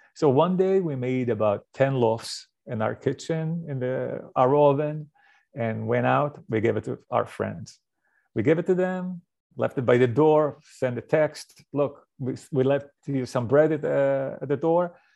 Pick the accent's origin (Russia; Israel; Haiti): Israel; moved away; I grew up in Israel